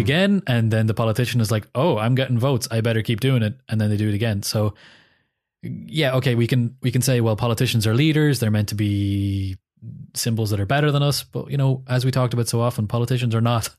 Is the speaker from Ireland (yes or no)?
yes; Ireland; as an Irish person